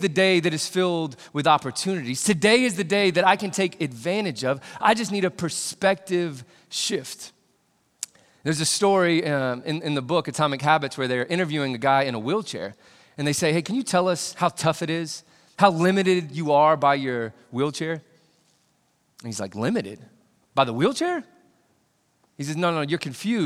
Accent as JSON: {"language": "English", "region": "Indiana", "country": "United States", "tie": "born or raised there", "said": "I grew up in Indiana"}